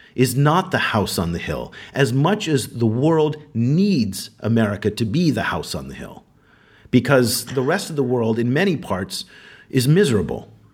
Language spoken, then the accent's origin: English; United States; me being American